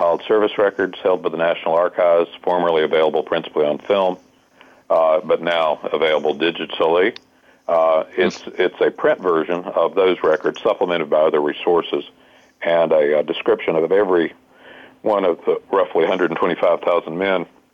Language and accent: English; Flat Rock, North Carolina, United States; I'm from Hendersonville, which just south of Asheville, for those that don't know the state. I'm from Flat Rock